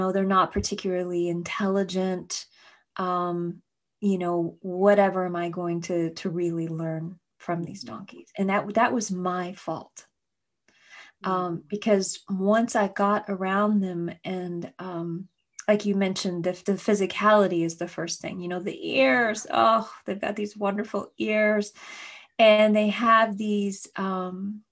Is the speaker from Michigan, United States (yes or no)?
no; Kentucky, United States; my childhood growing up in Kentucky